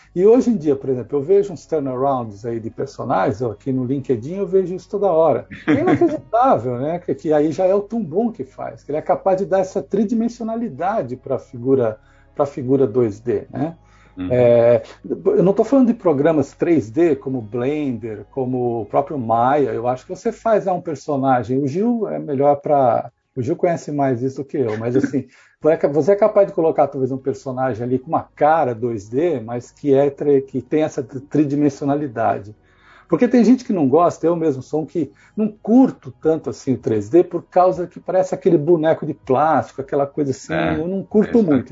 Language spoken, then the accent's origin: Portuguese; Brazil; moved away as an adult; now in England, United Kingdom; nós brasileiros somos muito rápidos